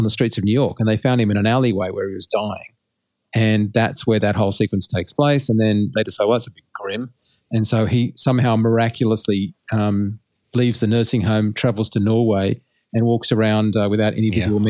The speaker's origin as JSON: {"language": "English", "country": "Australia", "said": "Being an Australian, I'm highly defensive."}